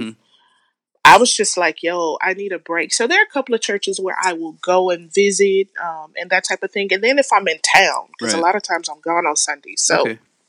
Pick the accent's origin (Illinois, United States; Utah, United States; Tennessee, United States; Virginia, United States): Illinois, United States; Chicago; It's a much different world that I grew up in Chicago than what Chicago is today.